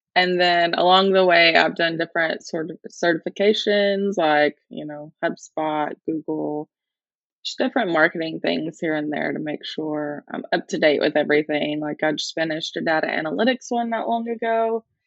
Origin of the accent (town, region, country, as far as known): Alabama, United States; first language English; moved away as an adult; now in Schmalkalden, Germany